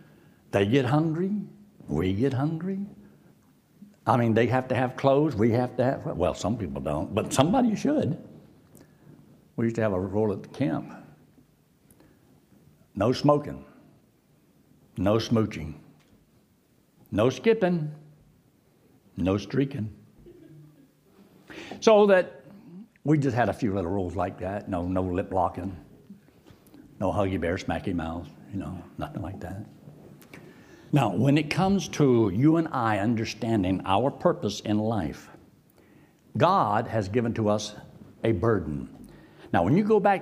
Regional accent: Rimersburg, Pennsylvania, United States; moved away; also born or lived in Athens, Georgia; my parent told me I was in Reimersburg, Pennsylvania

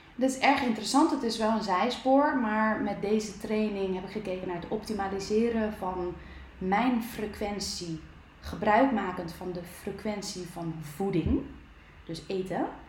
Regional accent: Netherlands; ons nuchtere Nederlanders

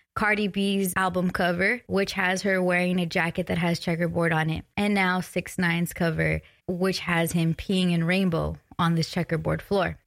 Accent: West Coast, United States; I'm from the West Coast

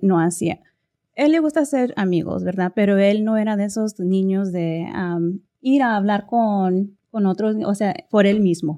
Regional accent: Texas, United States; yo soy de Texas. Tejana.

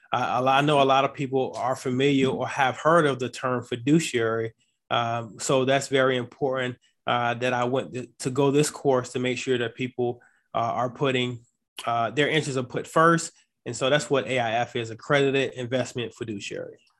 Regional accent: Chesapeake, Virginia, United States; also born or lived in Atlanta, Georgia / Norfolk, Virginia / Washington State; Chesapeake, Virginia. That's where I grew up

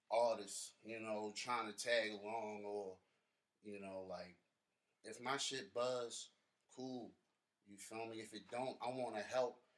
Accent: Baltimore, Maryland, United States; born or raised there

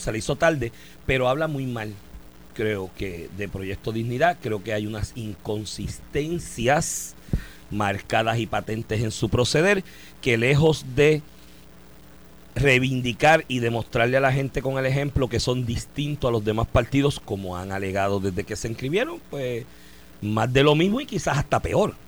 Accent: Comerío, Puerto Rico; yo soy de Comerío

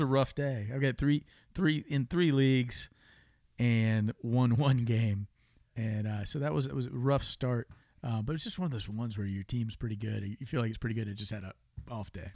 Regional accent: Tampa, Florida, United States; I love growing up in Florida. I grew up in Tampa

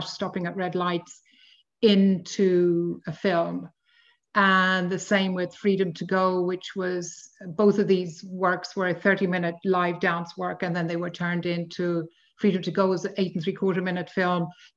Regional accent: Dublin, Leinster, Ireland; also born or lived in London; I was born in Dublin quite a long time ago of Anglo-Polish parents.

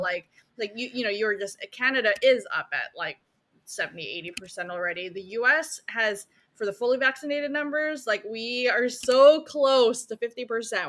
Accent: Philippines; I was born in the Philippines

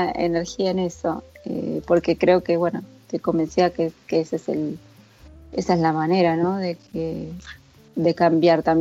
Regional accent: Argentina; no porque soy argentina

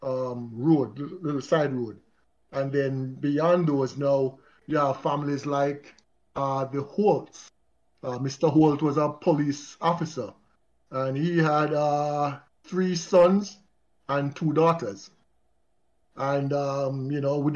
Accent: Kingston, Jamaica; At age 6, I remembered vividly when we moved to Pembroke Hall. We moved from Lindus Road.

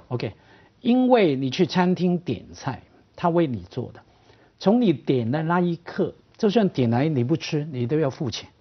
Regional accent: Hong Kong; accent: Hong Kong; 虽然我普通话一听就是香港的

